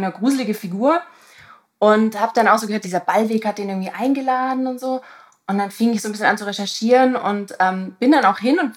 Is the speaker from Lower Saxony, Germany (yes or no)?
no; Tübingen, Baden-Württemberg, Germany; now in Hamburg, Germany; Also ich komme aus der Ecke.